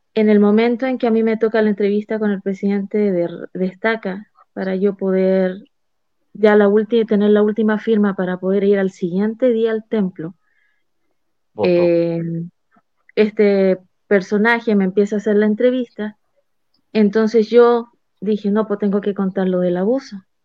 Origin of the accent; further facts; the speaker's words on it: Chile; moved away as an adult; now in Mexico; yo soy chilena, yo vivía en Chile, me cambio, me vengo a México